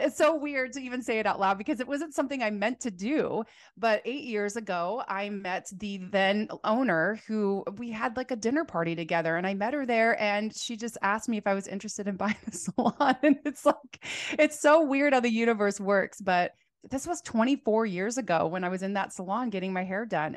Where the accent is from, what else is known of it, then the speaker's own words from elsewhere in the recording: Phoenix, Arizona, United States; now in Portland, United States; so I'm from Phoenix, Arizona originally, but I live here in Portland, Oregon.